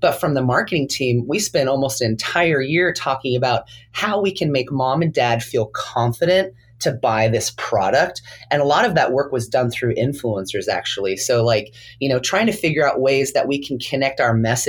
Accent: California, United States; I come from California where, you know, there's a few palm trees here and there

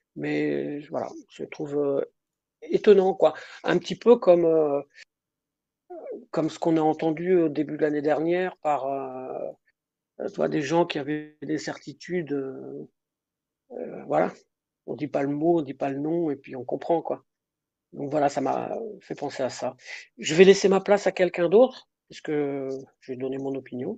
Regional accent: Brittany, France; je suis de Bretagne

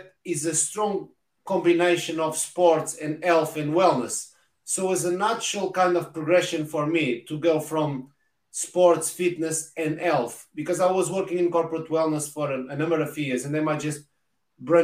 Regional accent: Portugal; English is a second language; moved away as an adult; now in United Kingdom; I'm Portuguese, living in the UK the past 20 years

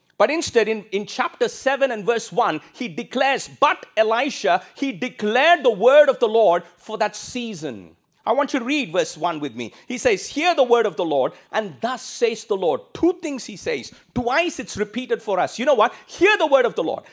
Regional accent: India; moved away as an adult; also born or lived in Singapore; now in Australia; I came from India

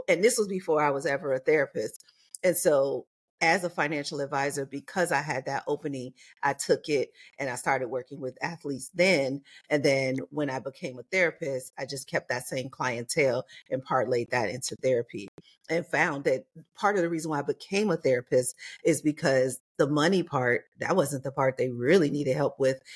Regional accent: Chicago, Illinois, United States; moved away as an adult; also born or lived in New York / Los Angeles / Atlanta / Mississippi; now in Las Vegas, United States; I grew up in Chicago

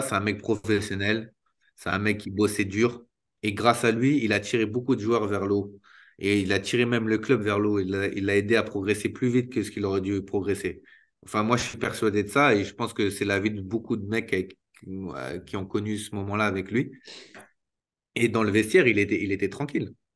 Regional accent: Île-de-France, France; je suis un vrai Parisien

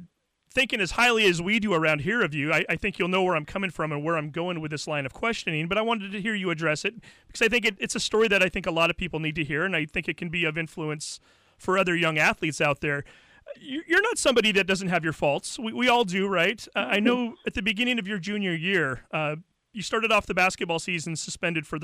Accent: Snohomish County, Washington, United States; We both grew up in Snohomish County. We're both born and raised here

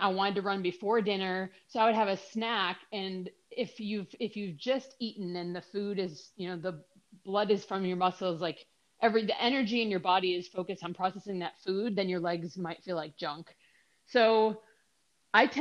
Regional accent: Minnesota, United States; moved away; I moved away from Minnesota

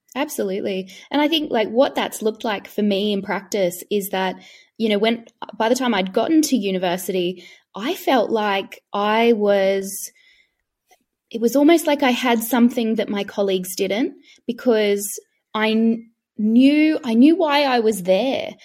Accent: Queensland, Australia; I'm from Queensland

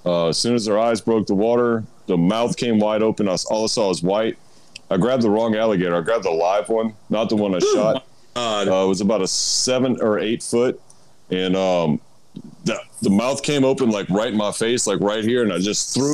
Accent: Houma, Louisiana, United States; I'm like from Houma. So I'm 60 miles south of New Orleans

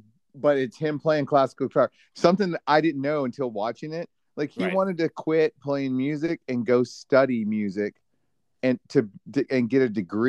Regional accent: Dallas, Texas, United States; I'm from Dallas.

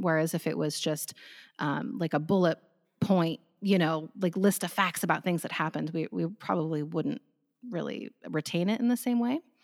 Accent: United States; I'm from the United States

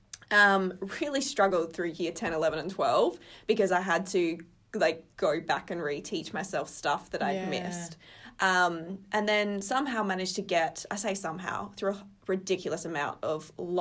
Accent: Geraldton, Western Australia, Australia; now in Perth, Australia; I was born in Geraldton, kind of initially grew up in Spalding

